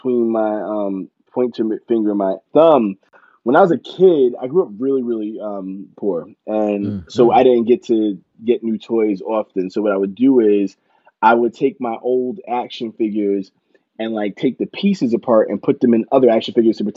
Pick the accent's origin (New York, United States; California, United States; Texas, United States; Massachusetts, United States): New York, United States; Yonkers; I'm from Yonkers, New York